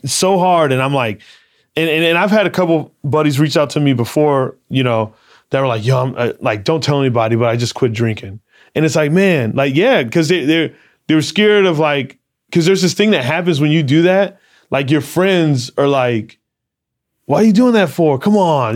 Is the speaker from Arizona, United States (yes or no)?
yes; Arizona, United States; growing up in Arizona